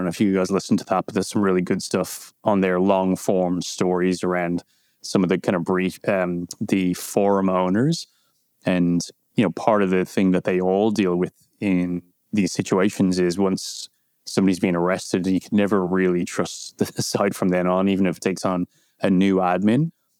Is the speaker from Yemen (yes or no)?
no; Ireland; As Irish people kind of get, we get annoyed by the, you know, do you know, Conor Brian Fitzpatrick? And then even more annoyed when it turns out, yes, we do, because it's a small, small country.